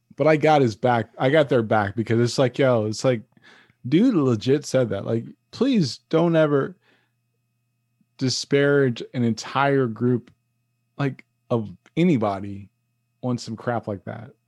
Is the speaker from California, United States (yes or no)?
no; New York City, New York, United States; moved away; it's all about Harlem to me.